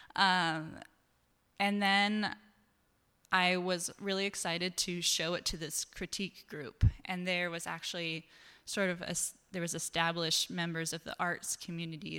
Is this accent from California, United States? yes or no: no; Eastern Washington, United States; also born or lived in New York City; now in Seattle, United States; I grew up in Eastern Washington